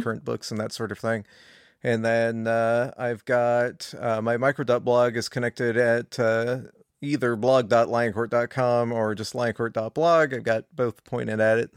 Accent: California, United States; moved away; I'm from California initially

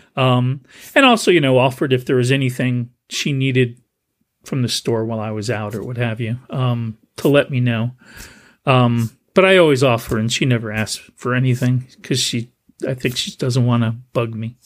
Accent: New Jersey, United States; now in San Jose, United States; where I grew up in New Jersey

